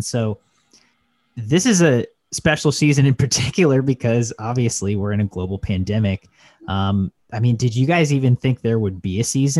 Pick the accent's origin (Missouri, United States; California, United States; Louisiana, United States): Missouri, United States; I'm from Missouri.